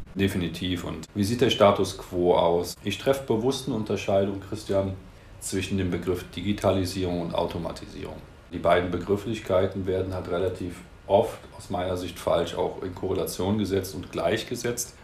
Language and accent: German; Cologne, North Rhine-Westphalia, Germany; Ich komme aus dem Rheinland, aus Köln.